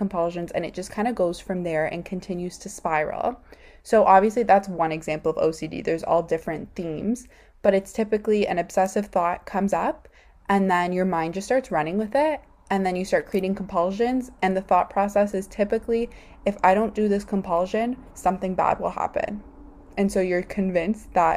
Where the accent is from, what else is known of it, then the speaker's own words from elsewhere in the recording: Canada; I'm from Canada